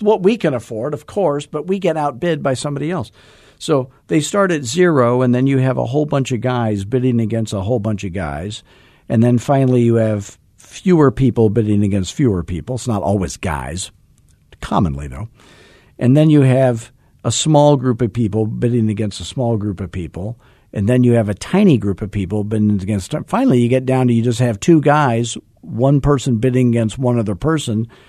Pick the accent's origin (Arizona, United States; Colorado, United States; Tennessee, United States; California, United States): Arizona, United States; 'cause I'm from Arizona.